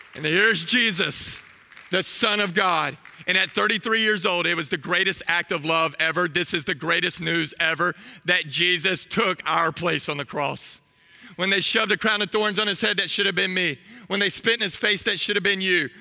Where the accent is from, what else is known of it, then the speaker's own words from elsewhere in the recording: Waco, Texas, United States; I'm from Waco.